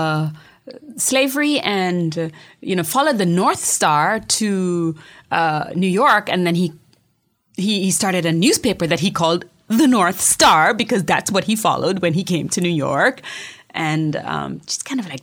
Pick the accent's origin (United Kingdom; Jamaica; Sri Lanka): Jamaica; Montego Bay; also born or lived in Kingston, Jamaica; I was born in Montego Bay